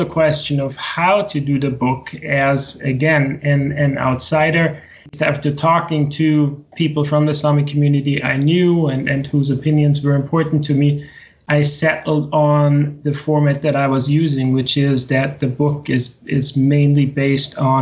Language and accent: English; Austria; moved away as an adult; also born or lived in Arizona, United States; now in Sweden; I grew up in the center of Europe in Austria.